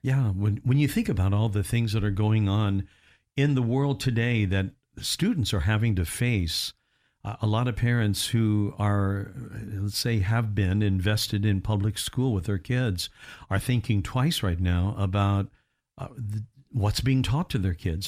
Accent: Indiana, United States; moved away; growing up in Indiana

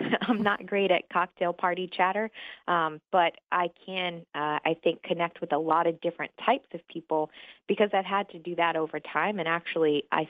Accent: Montgomery, Alabama, United States; moved away as an adult; also born or lived in Michigan / Germany / Virginia; So I am from Montgomery, Alabama. I know you can't tell from the accent. Grew up there, but I was an Army brat. So I was born in Michigan, moved to Germany, lived in Virginia, and somehow landed in Montgomery until I went to Florida A&M.

